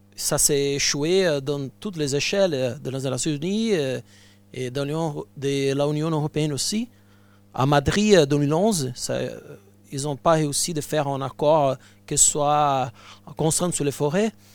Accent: Brazil; French is a second language; moved away; je viens du Brésil

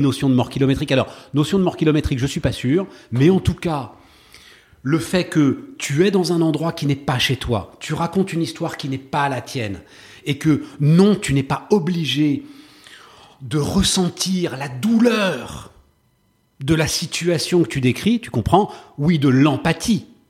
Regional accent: Paris, Île-de-France, France; also born or lived in Issy-les-Moulineaux; je suis né à Paris. Enfin, hmm. c'est un des drames de ma vie, c'est que donc euh, mes parents habitaient à Paris. Je hmm. suis euh, euh, fils, petit-fils de Parisiens, enfin très très fier de ma ville.

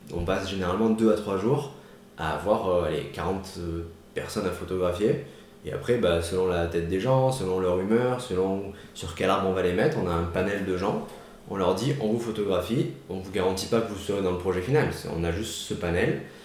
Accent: Marseille, Provence-Alpes-Côte d'Azur, France; je viens de Marseille suis né à l'hôpital Saint-Joseph

